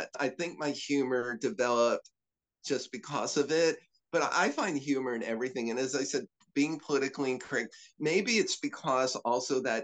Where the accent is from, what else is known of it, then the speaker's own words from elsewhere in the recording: northern New Jersey, United States; I grew up in northern Jersey.